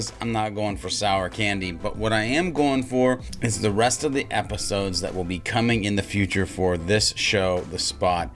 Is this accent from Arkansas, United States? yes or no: no; Montana, United States; moved away; also born or lived in California; I grew up in Montana. And I was a country boy through and through